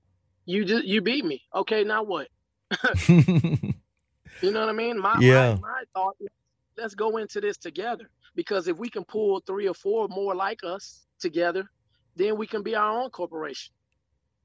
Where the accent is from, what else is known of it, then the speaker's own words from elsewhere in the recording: Louisiana, United States; now in North Texas, United States; I'm from Louisiana originally.